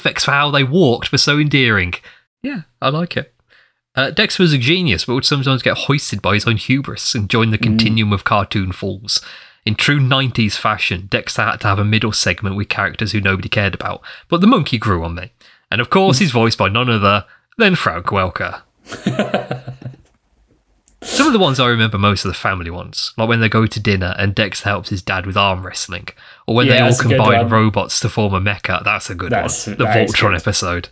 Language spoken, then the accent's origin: English; England, United Kingdom; We're English